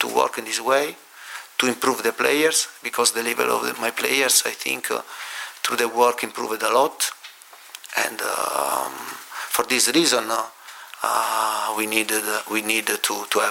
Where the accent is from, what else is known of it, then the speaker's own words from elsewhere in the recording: Lecce, Apulia, Italy; now in London, United Kingdom; where I was born in Lecce